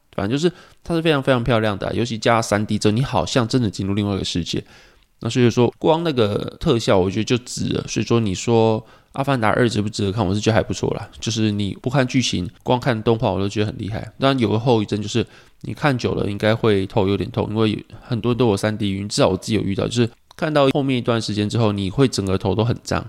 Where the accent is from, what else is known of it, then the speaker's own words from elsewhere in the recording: Pingtung County, Taiwan; 我记得我小时候是在屏东嘛